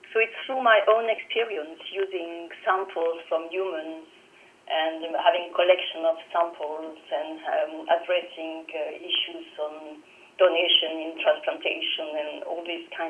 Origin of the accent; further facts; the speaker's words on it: Toulouse, Occitania, France; the University of Toulouse, actually my hometown.